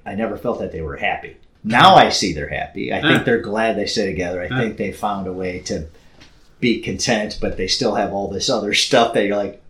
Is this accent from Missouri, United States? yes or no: yes; St. Louis, Missouri, United States; now in Milwaukee, United States; growing up in St. Louis and then living in Milwaukee